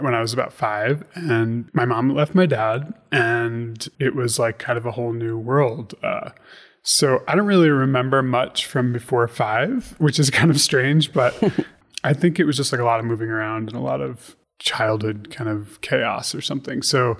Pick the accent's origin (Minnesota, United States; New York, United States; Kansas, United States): New York, United States; Stony Brook; born there; So I was born in 1981 in Long Island and in Stony Brook, New York.